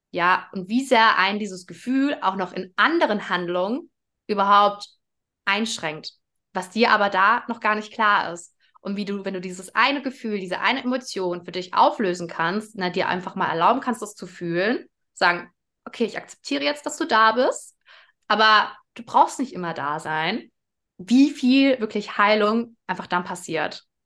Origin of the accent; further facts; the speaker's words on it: Germany; Ich bin in Deutschland geboren.